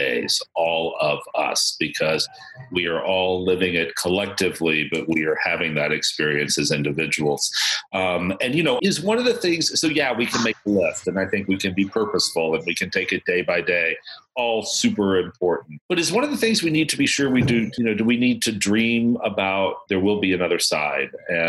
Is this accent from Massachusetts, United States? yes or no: yes; Boston, Massachusetts, United States; now in New Orleans, United States; when I moved to New Orleans from Boston, and you know, Boston, we have the New England Patriots.